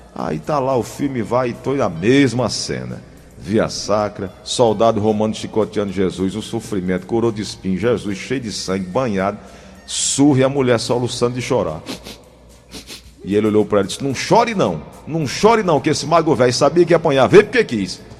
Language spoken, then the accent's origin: Portuguese; Cajazeiras, Paraíba, Brazil; lá em Cajazeiras, na minha terra.